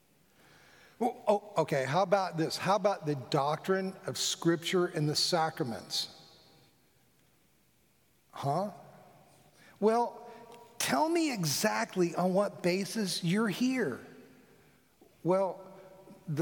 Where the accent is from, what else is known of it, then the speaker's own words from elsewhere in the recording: Fort Lauderdale, Florida, United States; coming from a large Presbyterian church in my hometown of where I was raised, Fort Lauderdale